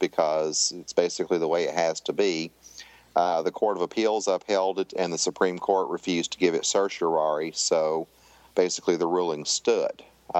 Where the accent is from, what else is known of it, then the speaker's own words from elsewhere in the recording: Tennessee, United States; I grew up in Tennessee